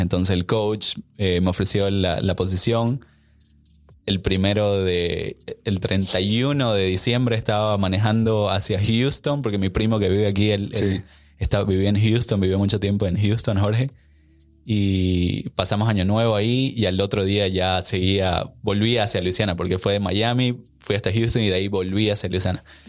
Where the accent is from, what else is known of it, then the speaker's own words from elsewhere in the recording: Santa Cruz de la Sierra, Santa Cruz, Bolivia; now in Austin, United States; yo soy originalmente de Bolivia, de Santa Cruz, Bolivia